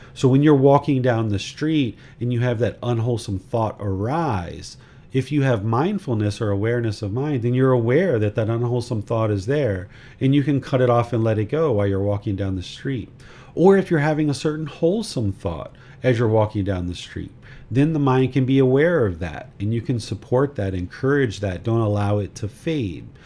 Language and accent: English; United States; now in Thailand; I am a American citizen. I live in Thailand.